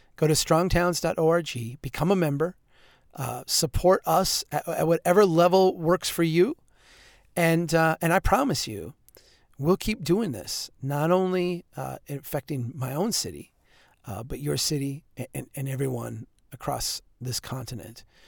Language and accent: English; central Minnesota, United States; The school district in central Minnesota where I'm from is a, a huge organization.